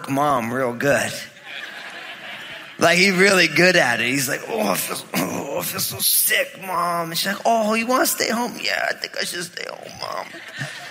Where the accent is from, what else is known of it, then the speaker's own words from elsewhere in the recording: New Jersey, United States; when I was growing up, you know, I'm all Italian from New Jersey